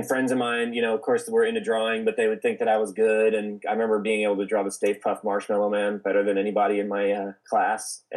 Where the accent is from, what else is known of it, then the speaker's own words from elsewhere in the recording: Olathe, Kansas, United States; accent: twang; now in Los Angeles, United States; I grew up in Kansas, in Olathe, Kansas